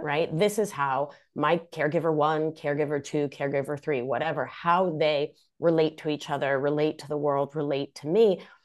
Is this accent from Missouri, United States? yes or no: no; Rhode Island, United States; first language Spanish; English is a second language; moved away as an adult; also born or lived in Argentina; now in Hudson Valley, New York, United States; I hail from Rhode Island, greatest state in the Union